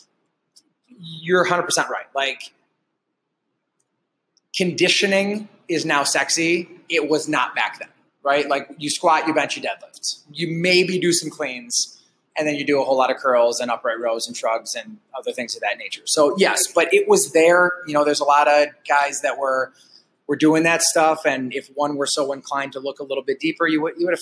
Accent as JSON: {"language": "English", "town": "Detroit", "region": "Michigan", "country": "United States", "tie": "born or raised there", "moved": "as an adult", "lives_now": "Alpena, United States", "said": "I grew up in the Metro Detroit area."}